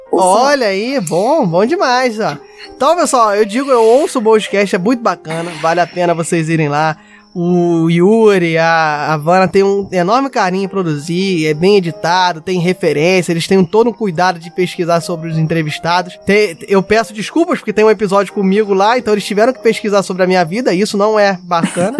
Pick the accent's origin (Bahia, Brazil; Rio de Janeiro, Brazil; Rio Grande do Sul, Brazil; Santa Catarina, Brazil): Rio de Janeiro, Brazil; nós também somos cariocas